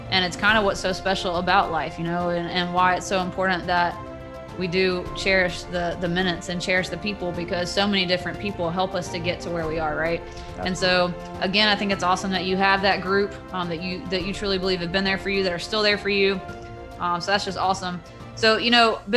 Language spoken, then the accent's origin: English; Dacula, Georgia, United States; So I grew up in Dacula, went to Dacula, so to be back at Dacula now as a head coach um, is special